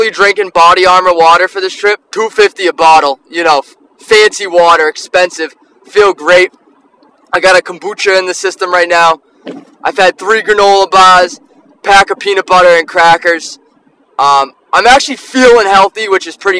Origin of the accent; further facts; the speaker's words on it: Taunton, Massachusetts, United States; I'm from Taunton. I'm a townie